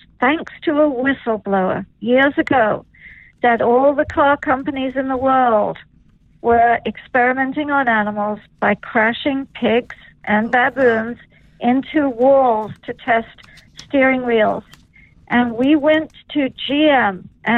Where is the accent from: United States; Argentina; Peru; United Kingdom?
United Kingdom; England; I'm English, so fish and chips have been dear to me from childhood